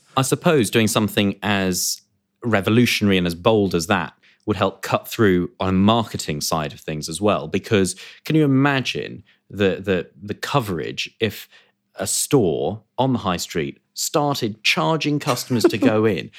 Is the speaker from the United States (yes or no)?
no; United Kingdom; we are British